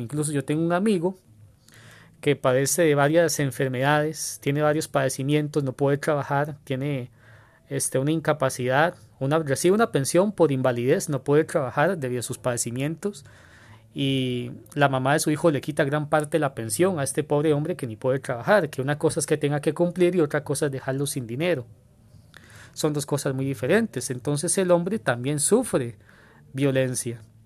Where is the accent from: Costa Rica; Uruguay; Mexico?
Costa Rica; Acá en mi país